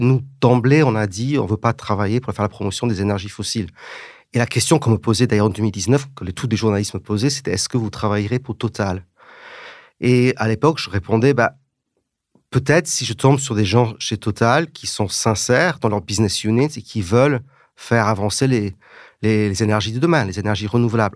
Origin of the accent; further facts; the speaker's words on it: England, United Kingdom; moved away as an adult; now in France; J'ai grandi en Angleterre, ce qui fait que parfois je ne parle pas comme la regrettée Jane Birkin, mais parfois j'ai un petit accent